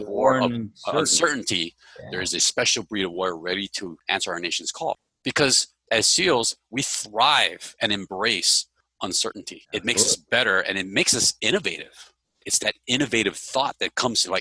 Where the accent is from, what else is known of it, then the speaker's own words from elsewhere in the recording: Hawaii, United States; moved away; I grew up in Hawaii, right? I'm originally from here. I wasn't born here, but I'm originally from here.